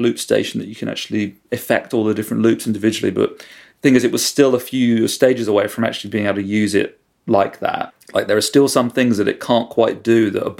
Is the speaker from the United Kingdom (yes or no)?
yes; Aylesbury, South East England, United Kingdom; also born or lived in London; Well, I was born in London, and then sort of our family just kind of moved around all over the place. Eventually settled in Buckinghamshire, and I went to school in Aylesbury.